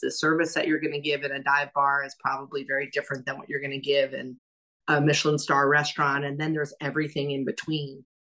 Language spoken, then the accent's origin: English; New York City, New York, United States; moved away as an adult; also born or lived in Miami / San Francisco; now in Louisville, United States; I grew up in New York City, as we know. I lived in Miami, I lived in San Francisco